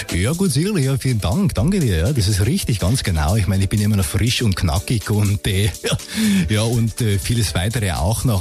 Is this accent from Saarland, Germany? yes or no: yes; Saarland, Germany; also born or lived in Swabia, Baden-Württemberg; wohne im Saarland, auch dort aufgewachsen